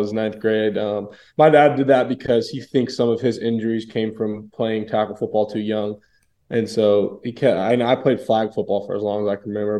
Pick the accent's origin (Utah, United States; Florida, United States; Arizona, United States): Florida, United States; Tampa; born and raised in Tampa